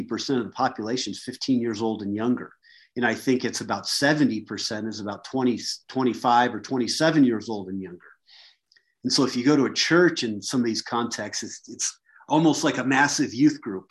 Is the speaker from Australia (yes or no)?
no; United States; also born or lived in Mozambique / Kentucky / Colorado; I was a good old American boy